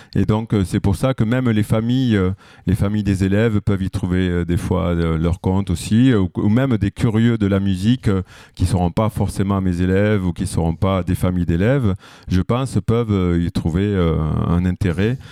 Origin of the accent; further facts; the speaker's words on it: Villeneuve-sur-Lot, Nouvelle-Aquitaine, France; moved away as an adult; also born or lived in Toulouse / Bordeaux; now in Lyon, France; je viens du sud-ouest, du Lot-et-Garonne, n'est-ce pas Donc euh, à Villeneuve-sur-Lot